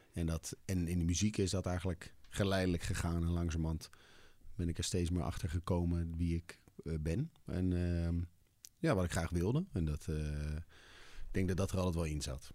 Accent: Leusden, Utrecht, Netherlands; also born or lived in Amsterdam; now in Amersfoort, Netherlands; ik ben opgegroeid in Leusden, vlakbij Amersfoort.

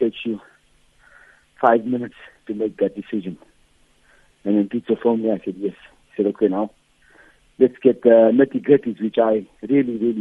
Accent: South Africa; as a South African

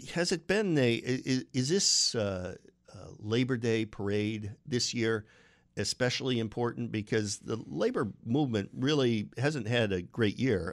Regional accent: Binghamton, New York, United States; I grew up in Binghamton, New York

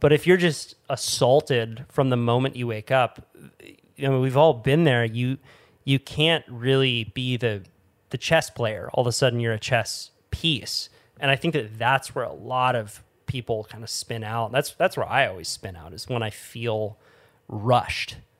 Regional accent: Santa Cruz, California, United States; where I grew up in Santa Cruz

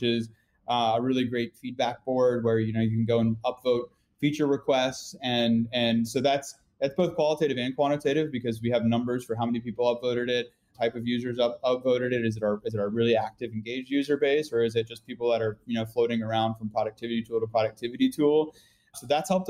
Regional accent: North Carolina, United States; I'm from North Carolina

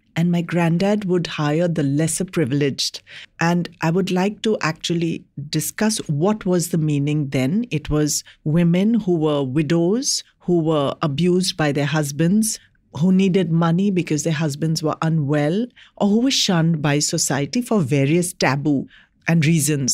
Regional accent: India; as an Indian in my country

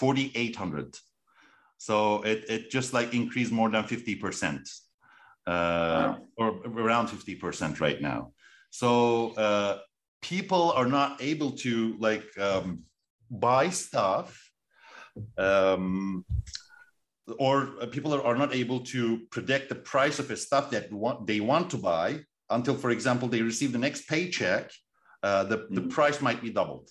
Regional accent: Turkey

